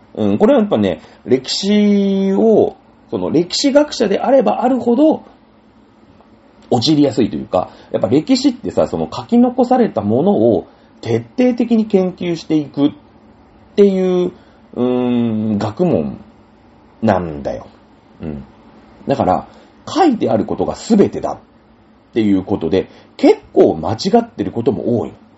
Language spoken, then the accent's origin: Japanese; Japan; 日本人ですから、日本に生まれて